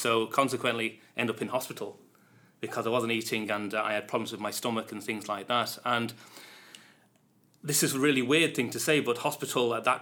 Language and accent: English; Manchester, North West England, United Kingdom; moved away as an adult; now in Dublin, Ireland; I'm from Manchester in the UK. Been living in Ireland for the last 12 years.